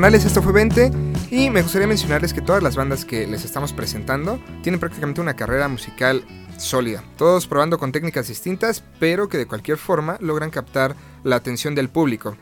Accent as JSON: {"language": "Spanish", "country": "Mexico", "said": "como mexicanos"}